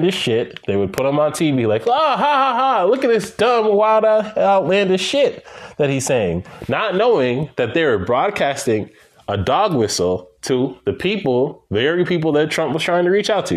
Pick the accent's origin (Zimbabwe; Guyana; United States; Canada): Guyana; my home country of Guyana